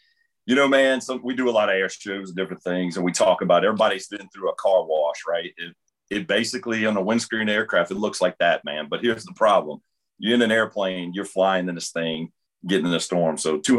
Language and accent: English; New Orleans, Louisiana, United States; also born or lived in Mississippi; I grew up in New Orleans. You know, one day my dad's like, hey, we're moving to Mississippi.